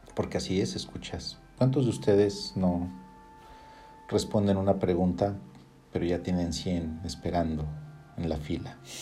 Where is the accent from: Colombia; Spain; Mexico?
Mexico; yo soy de México